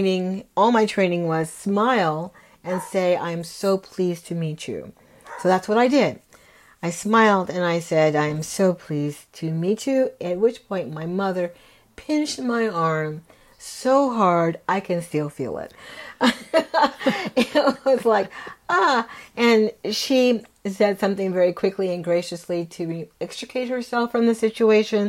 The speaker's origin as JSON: {"language": "English", "region": "California", "country": "United States", "tie": "born or raised there", "said": "we grew up in California"}